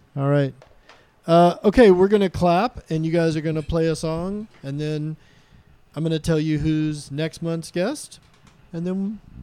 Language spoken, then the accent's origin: English; Austin, Texas, United States; now in Anacortes, United States; Austin, Texas, which is my hometown